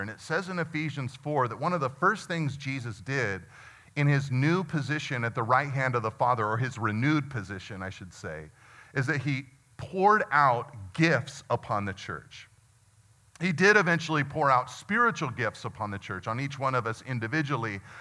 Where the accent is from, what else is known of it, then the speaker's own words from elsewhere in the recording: United States; as American Christians